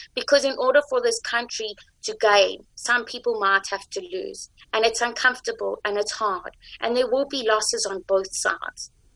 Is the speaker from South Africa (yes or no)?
yes; South Africa; also born or lived in Jerusalem, Israel; I'm white, and I'm South African